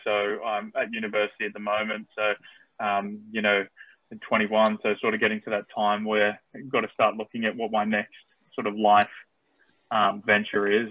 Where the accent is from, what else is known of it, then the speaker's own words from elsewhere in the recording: Australia; accent: Australian; also born or lived in United States; myself being born in America, so I'm naturalized Aussie, but I speak with the accent